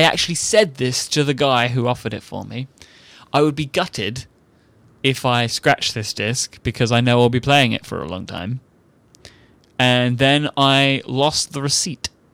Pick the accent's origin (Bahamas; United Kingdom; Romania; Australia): United Kingdom; I'm British